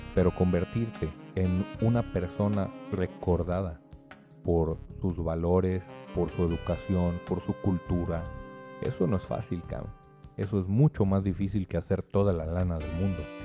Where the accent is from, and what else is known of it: Mexico